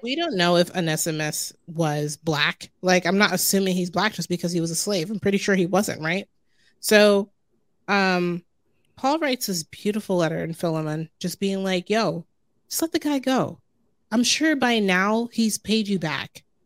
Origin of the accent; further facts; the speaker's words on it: Jersey City, New Jersey, United States; growing up in Jersey City and New York City being my backyard